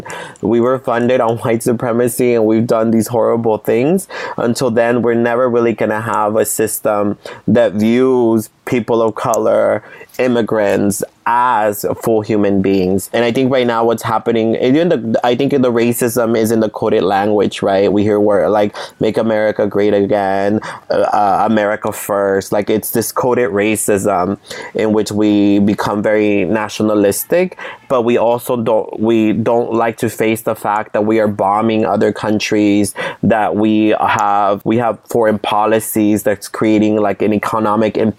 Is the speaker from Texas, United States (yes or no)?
no; San Jose, California, United States; I grew up in Eastside San Jose